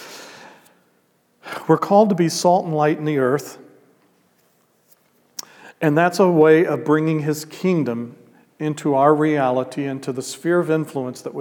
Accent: Midwest, United States; I'm a gringo from Midwest

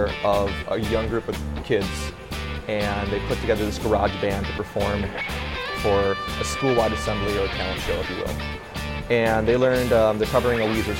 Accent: Minnesota, United States; I'm born and raised in Minnesota

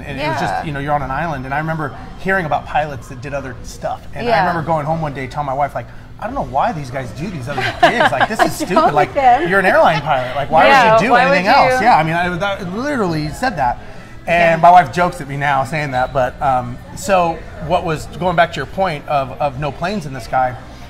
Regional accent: Huntington Beach, California, United States; moved away as an adult; also born or lived in Los Angeles / Guam; now in Houston, United States; I was born and raised on the West Coast in Huntington Beach, Orange County area. August of 2001, we moved here to Houston.

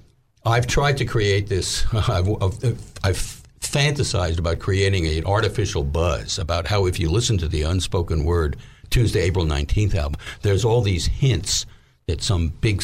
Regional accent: New York, United States; moved away as an adult; now in Little Rock, United States; So we moved back to New York.

